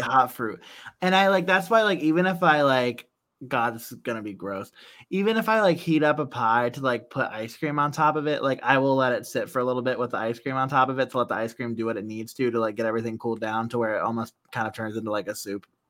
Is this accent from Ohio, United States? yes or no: yes; Central Ohio, United States; we're from Central Ohio